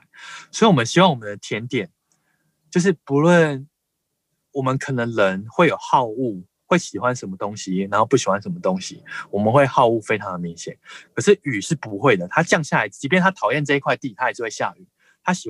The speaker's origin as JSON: {"language": "Chinese", "country": "Taiwan", "also_born_or_lived": "India / United Kingdom", "said": "我是台湾人，"}